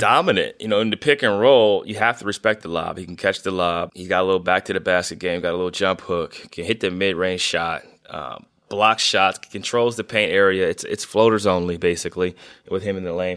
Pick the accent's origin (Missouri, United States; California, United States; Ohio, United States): Ohio, United States; Northeast; being from Northeast Ohio